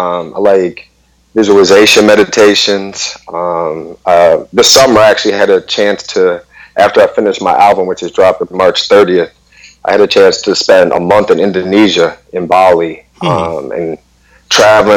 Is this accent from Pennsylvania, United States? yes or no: no; Detroit, Michigan, United States; I'm born and raised in Detroit, Michigan.